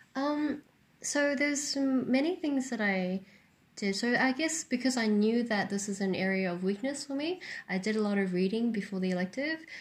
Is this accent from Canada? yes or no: no; New Zealand; I grew up in New Zealand, which is very rocky and mountainous